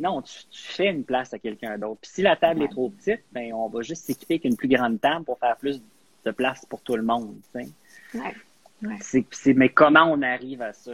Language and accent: French; Quebec, Canada; first language English; French is a second language; also born or lived in Edmonton; je suis anglophone du Québec